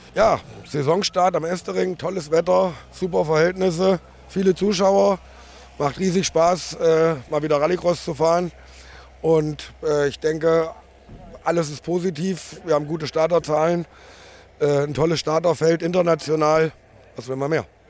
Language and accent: German; East Frisia, Lower Saxony, Germany; meiner Heimat in Ostfriesland